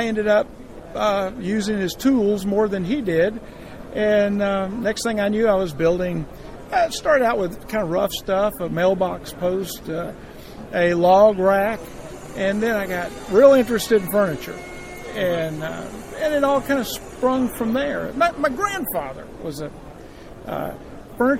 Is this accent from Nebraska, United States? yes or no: no; Columbus, Georgia, United States; the Chairmaker, and I'm from Columbus, Georgia